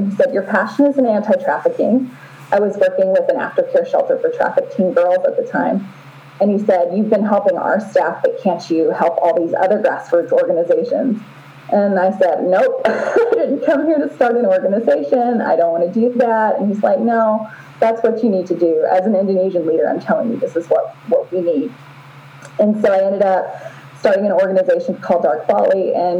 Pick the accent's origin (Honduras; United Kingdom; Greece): Honduras; moved away as an adult; also born or lived in Southern United States / Costa Rica; So I grew up in that environment in Honduras and Costa Rica until college.